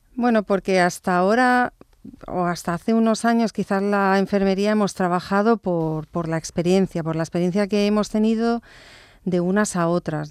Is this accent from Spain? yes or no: yes; Barcelona, Catalonia, Spain; born or raised there; also born or lived in Stratford-upon-Avon, England